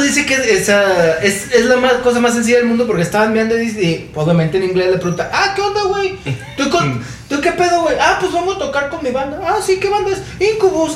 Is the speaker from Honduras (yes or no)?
no; Mexico; soy de México